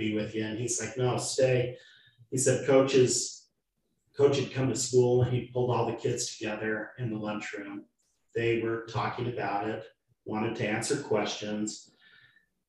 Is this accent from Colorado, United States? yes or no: no; Utah, United States; now in Tooele, United States; I grew up in Utah County.